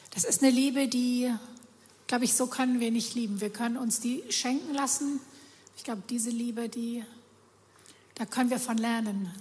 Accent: Germany; Wir Deutsche

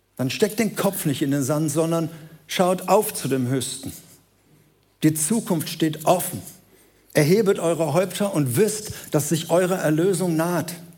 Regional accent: Germany; wir sind Deutsche

